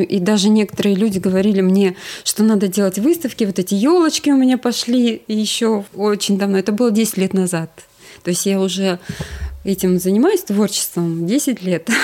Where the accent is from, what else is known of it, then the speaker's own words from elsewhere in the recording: Sakhalin Oblast, Russia; moved away as an adult; also born or lived in Yakutsk / Saint Petersburg / Crimea; В 9 лет э, я уех, уехала с родителями на Сахалин. Mm. Э, и там я жила до 20 Э, двух лет и потом переехала